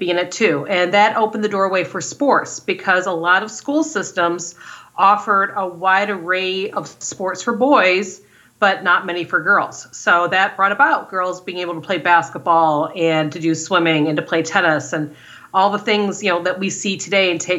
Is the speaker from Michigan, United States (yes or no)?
yes; Detroit, Michigan, United States; Growing up in Detroit